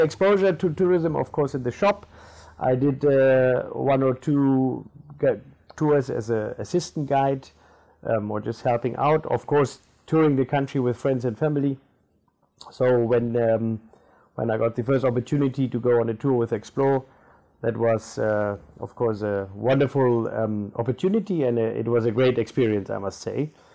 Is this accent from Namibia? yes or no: yes; Namibia; first language German; English is a second language; moved away as an adult; also born or lived in Germany / Fish River; I'm a born Namibian.